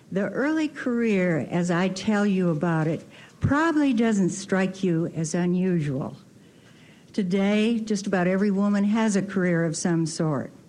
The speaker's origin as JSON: {"language": "English", "town": "Grand Rapids", "region": "Michigan", "country": "United States", "tie": "born or raised there", "said": "it eventually led for me to go back to my hometown, Grand Rapids, Michigan."}